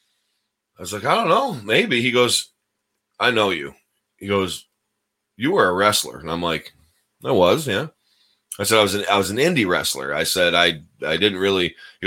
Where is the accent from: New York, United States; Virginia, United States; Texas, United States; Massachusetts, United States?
New York, United States; Deposit; this is in Deposit, New York, my hometown, you know, 1,200 people plus, you know, however many cows.